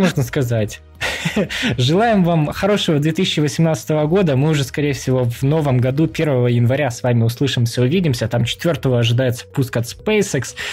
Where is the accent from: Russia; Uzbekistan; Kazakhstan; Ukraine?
Ukraine; Мы втроём из Украины